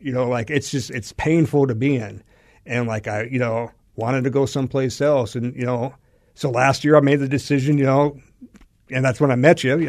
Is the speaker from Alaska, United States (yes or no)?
yes; Alaska, United States; moved away as an adult; now in Arizona, United States; I'm from Alaska